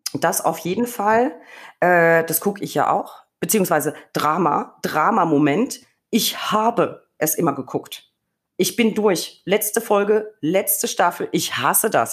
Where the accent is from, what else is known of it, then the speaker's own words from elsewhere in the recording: Franconia, Bavaria, Germany; ist es meine Heimat. Es ist Franken